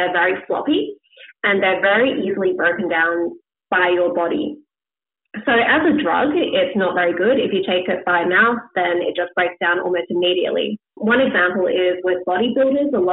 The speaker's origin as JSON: {"language": "English", "country": "Australia", "said": "being Australian"}